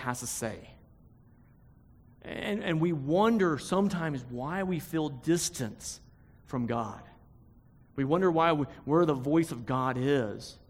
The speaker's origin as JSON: {"language": "English", "country": "United States", "said": "it's my right as an American to get angry"}